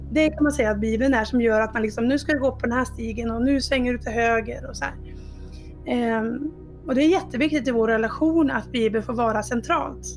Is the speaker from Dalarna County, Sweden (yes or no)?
yes; Dalarna County, Sweden; moved away; jag kommer från Dalarna ursprungligen, även fast det inte alltid hörs på dialekten.